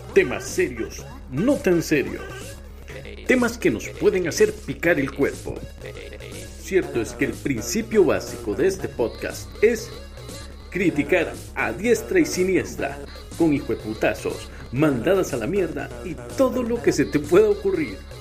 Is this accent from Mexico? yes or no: no; Costa Rica; Soy el Tico